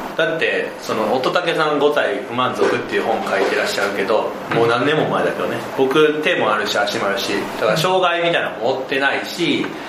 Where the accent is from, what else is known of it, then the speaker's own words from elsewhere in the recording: Osaka, Japan; 僕だから大阪とかで生まれてるから、電車めっちゃ走ってるじゃん